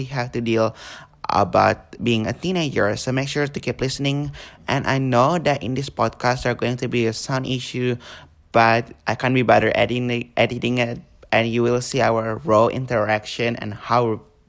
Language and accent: English; Indonesia; now in Australia; I was born there, and I moved.